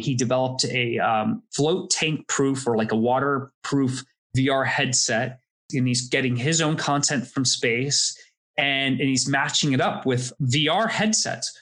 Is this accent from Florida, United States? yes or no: yes; Florida, United States; I grew up in Florida